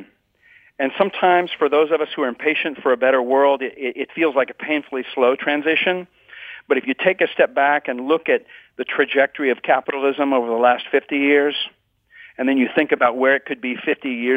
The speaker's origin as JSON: {"language": "English", "region": "Texas", "country": "United States", "tie": "born or raised there", "also_born_or_lived": "Nicaragua", "moved": "as an adult", "lives_now": "Bay Area, United States", "said": "I was born and raised in Texas, and then I went off to Nicaragua for 11 years"}